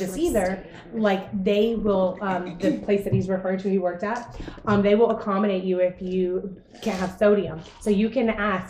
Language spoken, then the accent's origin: English; United States; we're from the United States.